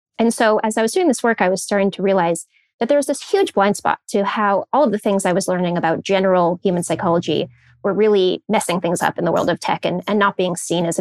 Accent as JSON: {"language": "English", "area": "Silicon Valley", "region": "California", "country": "United States", "tie": "born or raised there", "said": "I grew up in Silicon Valley"}